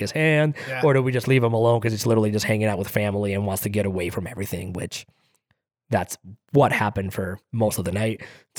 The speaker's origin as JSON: {"language": "English", "country": "Greece", "tie": "born or raised there", "moved": "yes", "said": "I grew up in Greece where weddings are entirely different."}